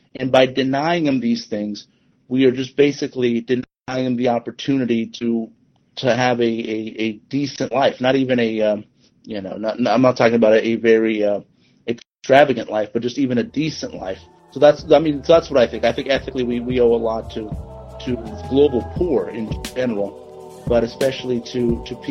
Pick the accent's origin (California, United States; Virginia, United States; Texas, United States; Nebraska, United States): California, United States; Southern; I'm from Southern California